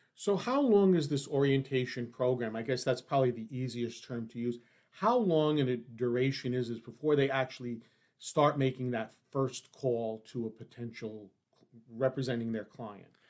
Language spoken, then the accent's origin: English; New York City, New York, United States; where I grew up on the Lower East Side of New York